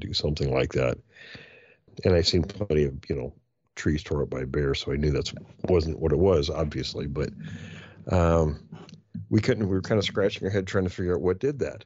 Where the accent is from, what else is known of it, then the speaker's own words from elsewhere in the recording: Pacific Northwest, United States; now in Northern California, United States; growing up in the Pacific Northwest of the U.S., it's heavily forested.